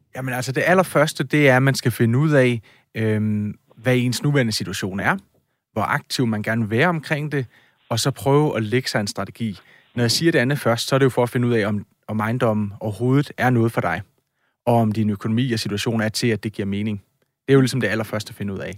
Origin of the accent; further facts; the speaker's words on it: Odense, Southern Denmark, Denmark; jeg kommer jo fra Odense